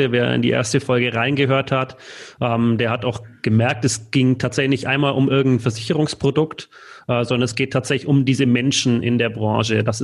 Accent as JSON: {"language": "German", "town": "Munich", "region": "Bavaria", "country": "Germany", "said": "als Münchener äh, Paulaner Spezi, das ist einfach hier"}